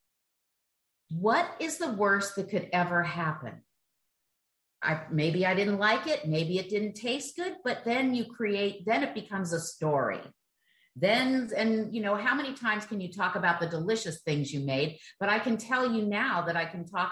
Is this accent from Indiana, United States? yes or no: yes; Miami Beach, Indiana, United States; moved away as an adult; also born or lived in San Francisco; I moved from growing up in Miami Beach, mother remarried, moved to Indiana, wonderful lake summers and wonderful Indiana growing up there.